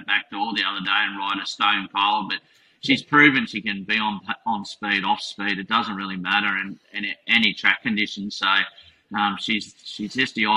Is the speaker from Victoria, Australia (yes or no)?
no; Maroochydore, Queensland, Australia; moved away as an adult; also born or lived in Canberra; my hometown of Maroochydore